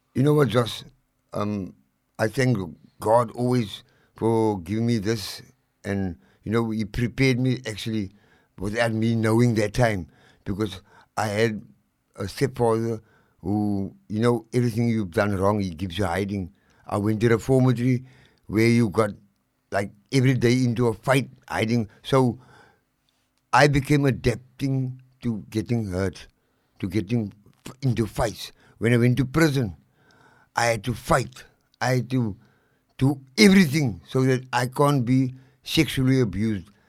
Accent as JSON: {"language": "English", "town": "Cape Town", "region": "Western Cape", "country": "South Africa", "tie": "born or raised there", "also_born_or_lived": "Lavender Hill, Cape Town", "said": "I was born and bred in District Six"}